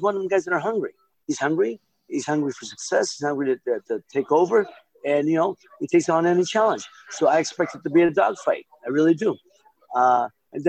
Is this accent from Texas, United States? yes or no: no; Youngstown, Ohio, United States; my hometown in Youngstown